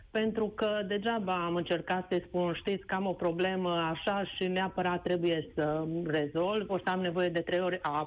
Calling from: Oradea, Bihor County, Romania; Vă sunt din Oradea și în legătură cu subiectul dumneavoastră care uh, îl dezbateți astăzi, pot să vă spun uh, și varianta și ce am pățit-o eu.

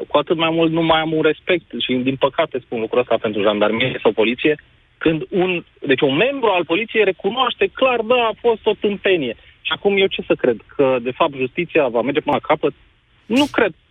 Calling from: Brăila, Brăila County, Romania; vă sunt din Brăila.

